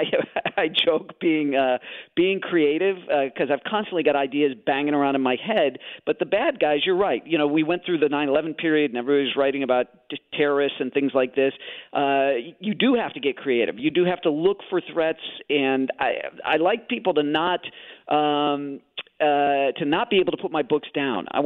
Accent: Chicago, Illinois, United States; I grew up in Chicago, so I have these good Midwestern values

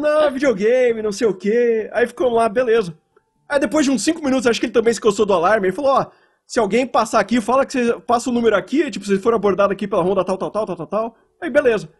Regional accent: São Bernardo do Campo, São Paulo, Brazil; moved away; also born or lived in Gaspar; eu sou do São Bernardo

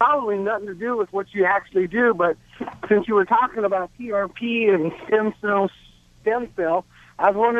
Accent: Oklahoma City, Oklahoma, United States; I'm from Oklahoma City, but I'm here in L.A. right now.

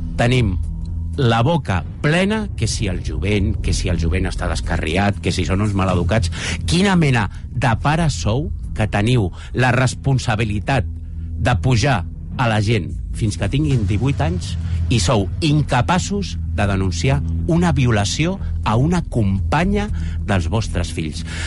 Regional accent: Baix Llobregat, Catalonia, Spain; jo, que soc del Baix Llobregat

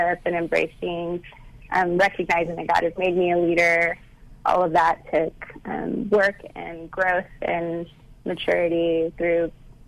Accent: United States; growing up on the border, growing up even as a light-skinned Latina

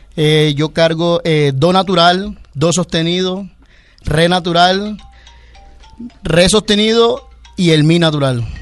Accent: Caribbean coast, Colombia; mi tierra, en la, en la costa

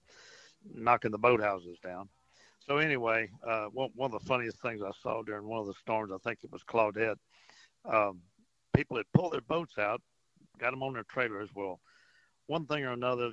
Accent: Port Arthur, Texas, United States; I grew up in Port Arthur, and I rode out a couple of storms over there

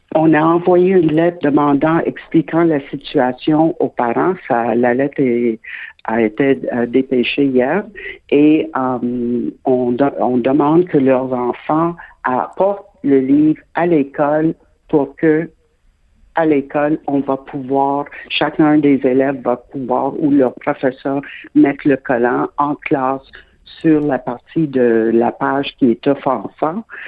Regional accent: Quebec, Canada; je suis québécoise de naissance

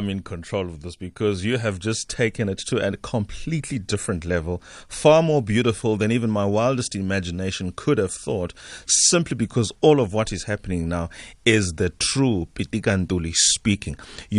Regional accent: South Africa; have we as a South African done enough, as a South African community, African at large really, done enough to export the essence of who we are?

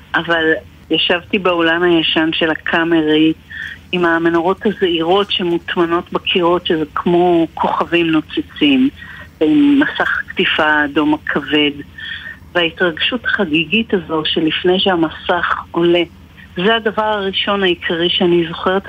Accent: Sha'ar HaGolan, Northern District, Israel; אנחנו גרנו בשער גולן

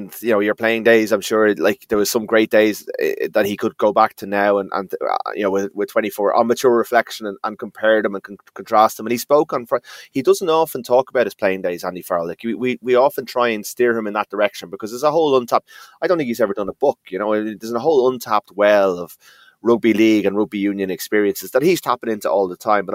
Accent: Ireland; we got to enjoy these moments as Irish people

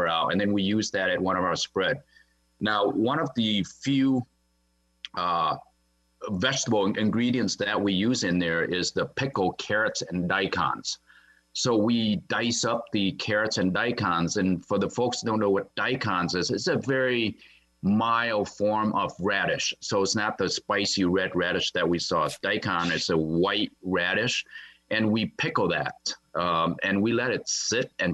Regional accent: Wisconsin, United States; I grew up in Wisconsin

